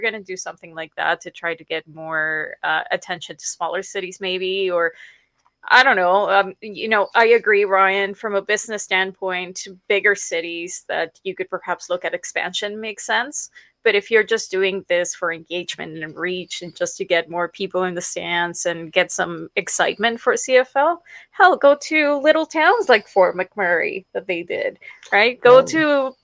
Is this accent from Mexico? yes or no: yes; Mexico City, Mexico; moved away; I'm from Mexico City